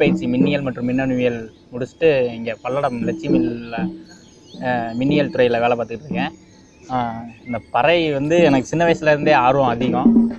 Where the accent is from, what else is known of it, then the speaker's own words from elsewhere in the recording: Aruppukottai, Tamil Nadu, India; moved away as an adult; now in Palladam, India; நான் மதுரை பக்கம் அருப்புக்கோட்டை என் ஊர்